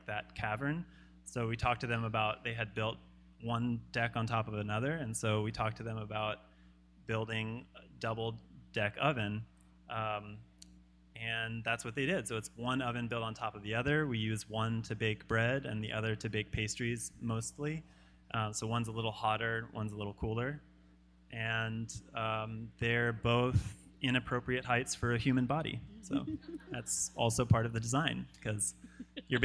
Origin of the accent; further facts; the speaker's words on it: Louisiana, United States; moved away; we grew up in Louisiana